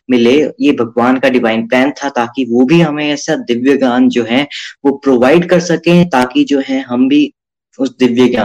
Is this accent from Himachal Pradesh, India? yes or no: yes; Chamba, Himachal Pradesh, India; मैं चंबा से हूं